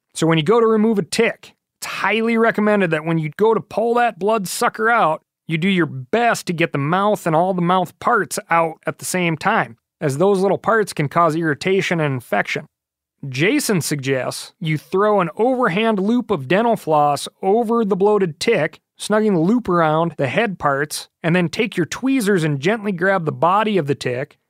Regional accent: Montana, United States; here in my home state of Montana. I've grown up with the grizz

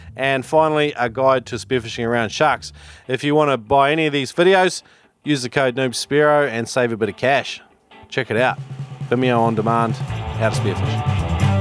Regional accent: New Zealand; also born or lived in China; I was brought up in New Zealand

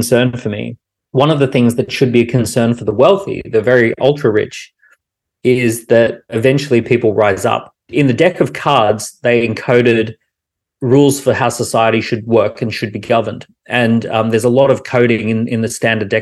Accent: Australia; Growing up in Australia, I was guaranteed education and I was guaranteed healthcare

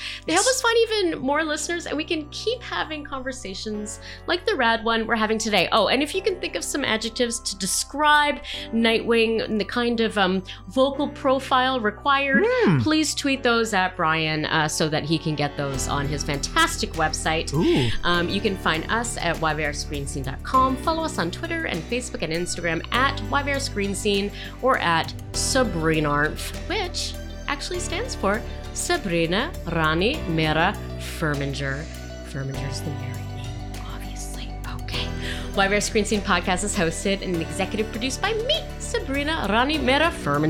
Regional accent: Montreal, Quebec, Canada; moved away; also born or lived in Southern Ontario; I'm not from here originally. I've been here 20 years, but I'm originally from Montreal. Spent my teen years in Southern Ontario.

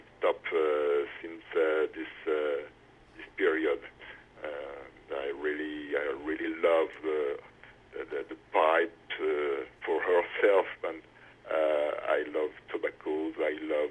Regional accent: Auvergne-Rhône-Alpes, France; English is a second language; moved away as an adult; now in Paris, France; I grew up in the center of France, in an area which is called Auvergne, a mountains area

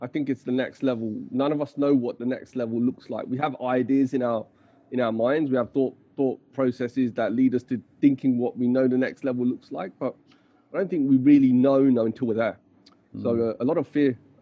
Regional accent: Leicester, East Midlands, United Kingdom; moved away as an adult; now in Bali, Indonesia; I grew up in the UK, in Leicester particularly, in the Midlands, and now I live in Bali

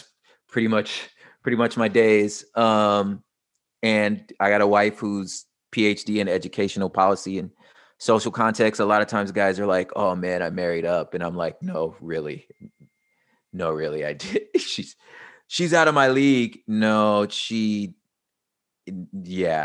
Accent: Los Angeles, California, United States; I am from South Central Los Angeles. I moved around a lot in the LA and surrounding areas.

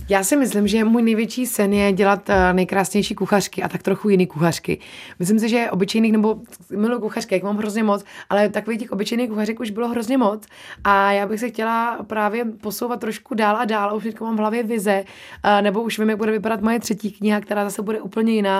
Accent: Czechia; also born or lived in New Zealand; my jsme zvyklí Češi, jíst maso

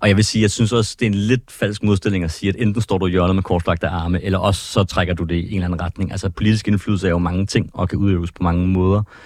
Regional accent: Ballerup, Capital Region of Denmark, Denmark; also born or lived in Copenhagen / Christianshavn; jeg kommer fra, fra København, jeg har boet øh, mm. det meste af min barndom i Ballerup

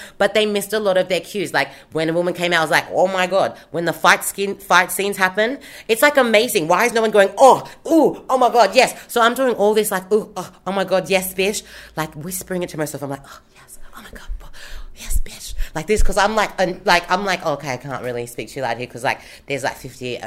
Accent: Sydney, New South Wales, Australia; I am from Haiti, born on the Eora Nation of the Gadigal people

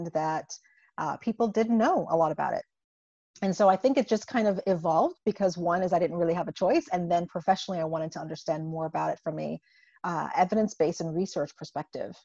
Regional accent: St. Croix, U.S. Virgin Islands; moved away as an adult; also born or lived in Buffalo, New York / Indiana; I was born and raised in the Caribbean, in the U.S. Virgin Islands. And so I come from a very small 84 square mile island named St. Croix

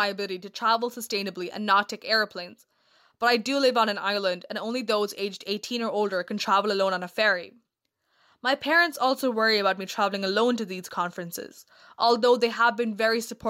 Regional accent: Kerala, India; now in Cork, Ireland; I'm originally from Kerala, India, but I live right now

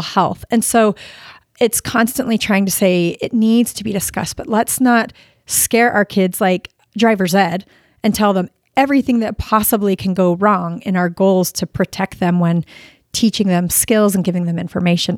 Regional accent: Sandy, Utah, United States; also born or lived in Florida; I grew up in Sandy, Utah

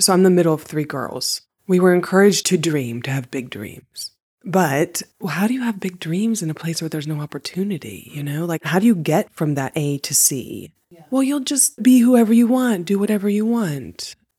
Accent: West Virginia, United States; moved away; I was born and raised in West Virginia.

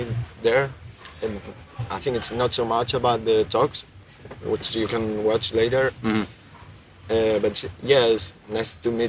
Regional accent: Cáceres, Extremadura, Spain; I'm from Spain, Cáceres, a small city there

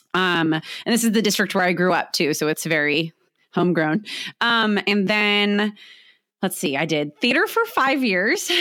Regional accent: San Diego, California, United States; I am born and raised in San Diego

